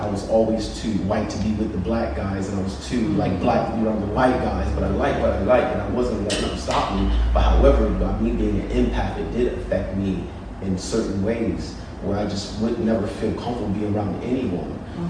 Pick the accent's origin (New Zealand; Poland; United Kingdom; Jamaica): United Kingdom; In the UK.